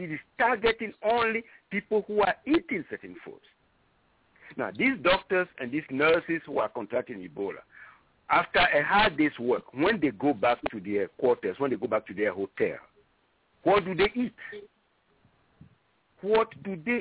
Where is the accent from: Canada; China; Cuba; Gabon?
Gabon; Libreville, Estuaire; moved away; I was born in Libreville, on the sea next to Libreville. So my first citizenship was that of Gabonese